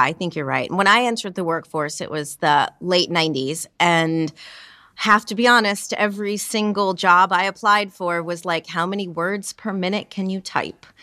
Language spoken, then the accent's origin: English; New York, United States; as a New Yorker